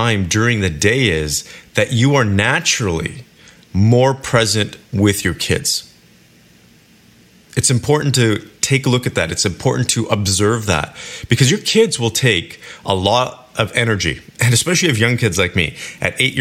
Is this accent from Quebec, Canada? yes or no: no; Kelowna, British Columbia, Canada; moved away; my hometown, Kelowna, British Columbia